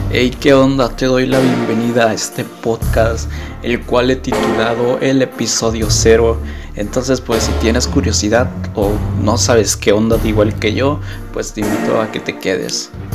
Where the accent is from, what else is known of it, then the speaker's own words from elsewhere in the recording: Mexico; soy de México